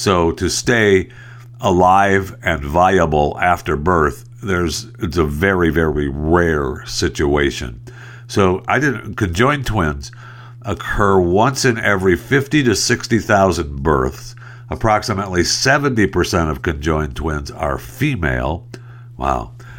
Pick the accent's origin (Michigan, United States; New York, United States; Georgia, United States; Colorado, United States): Michigan, United States; Saginaw; my hometown is Saginaw, Michigan. I was born in Saginaw, Michigan